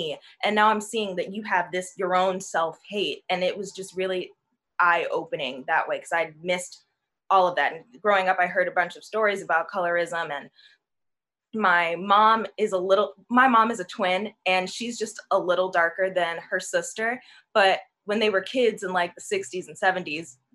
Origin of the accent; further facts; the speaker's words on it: Chicago, Illinois, United States; moved away as an adult; now in Los Angeles, United States; I'm from Chicago, and if you know Chicago, it's very segregated, and I grew up in a very white area.